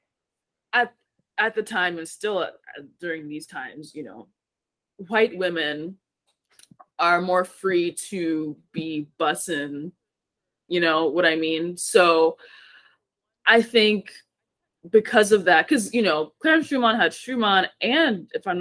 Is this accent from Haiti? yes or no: yes; Haiti; moved away; I'm Haitian. I was born in Haiti.